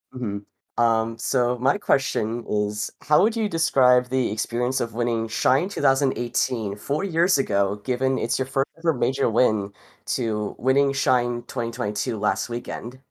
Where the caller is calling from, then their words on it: South Florida, United States; I am calling in from South Florida